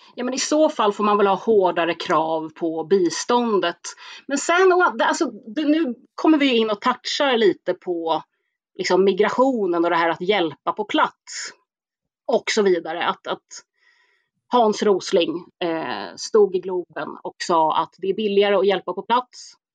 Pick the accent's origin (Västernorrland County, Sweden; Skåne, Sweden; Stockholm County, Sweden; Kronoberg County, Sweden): Stockholm County, Sweden; Stockholm; born or raised there